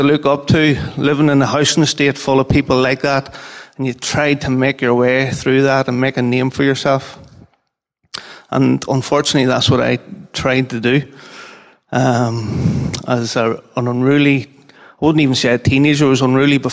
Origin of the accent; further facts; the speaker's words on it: Armagh, Northern Ireland, United Kingdom; from Armagh